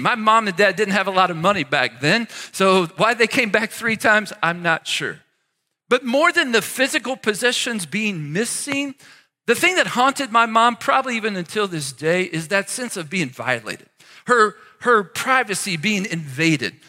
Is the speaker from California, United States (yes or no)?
no; near Cincinnati, Ohio, Northern Kentucky, United States; I grew up near Cincinnati, Ohio, in the great state of Kentucky